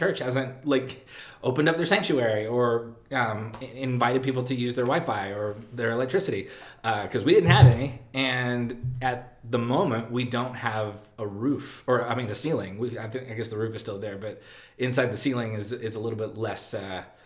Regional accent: Texas, United States; being a Texan

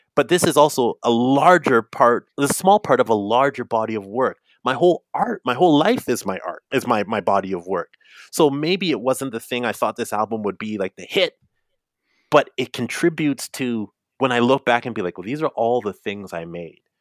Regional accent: Canada; I'm African Canadian, I'm Caribbean Canadian

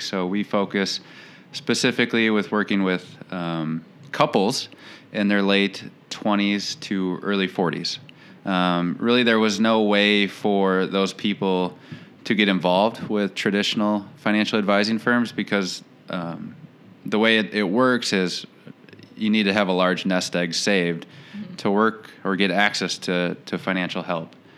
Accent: Saint Paul, Minnesota, United States; moved away as an adult; also born or lived in Portland, Oregon; now in Rochester, United States; I am originally from St. Paul, Minnesota, born and raised

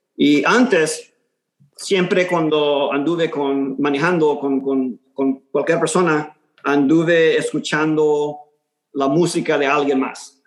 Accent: Houston, Texas, United States; first language Spanish; nací aquí en Houston, en, en el segundo barrio, eh, el East End

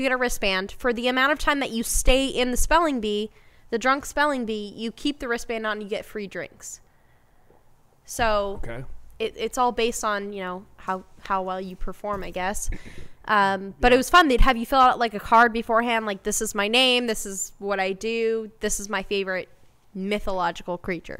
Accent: Bay Area, California, United States; moved away; So I'm originally from the Bay Area.

